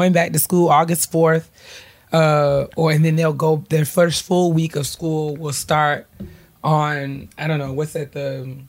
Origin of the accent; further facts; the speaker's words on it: New York, United States; it's a different world for those of us who we grew up in New York.